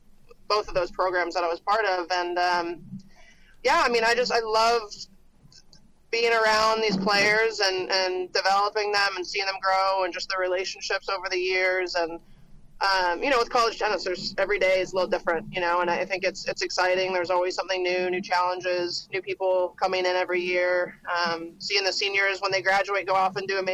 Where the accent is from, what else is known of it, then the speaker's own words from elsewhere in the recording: Canada; moved away as an adult; also born or lived in Alabama, United States / Georgia, United States; now in United States; I'm from Canada originally, and I came down to the U.S. and played at Alabama